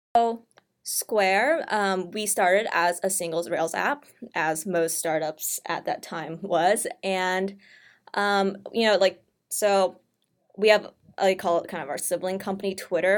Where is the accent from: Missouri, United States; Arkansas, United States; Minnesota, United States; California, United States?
Missouri, United States; St. Louis; I'm from Saint Louis